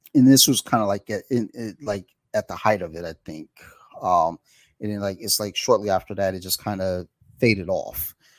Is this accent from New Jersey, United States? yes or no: no; Detroit, Michigan, United States; moved away; I'm from Detroit